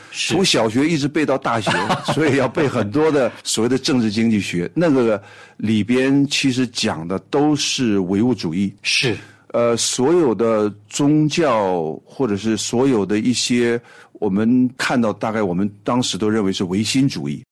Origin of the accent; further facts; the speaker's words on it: Harbin, Heilongjiang, China; 我呢是出生在一个哈尔滨的一个普通的工人家庭